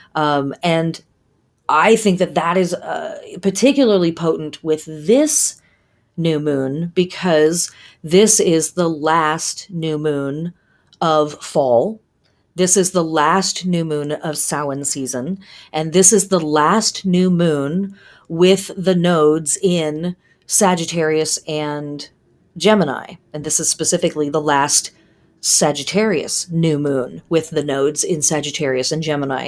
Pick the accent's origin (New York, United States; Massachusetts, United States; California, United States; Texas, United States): California, United States; We grew up in Cal, I lived in California in the seventies and eighties